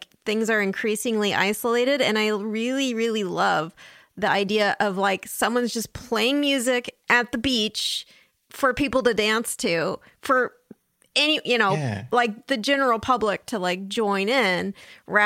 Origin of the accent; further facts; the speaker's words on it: San Diego, California, United States; I grew up in San Diego